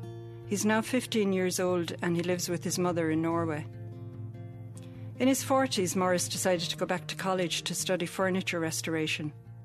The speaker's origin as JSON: {"language": "English", "town": "Ferrybank", "region": "Munster", "country": "Ireland", "tie": "born or raised there", "said": "We grew up in Ferrybank, County Waterford."}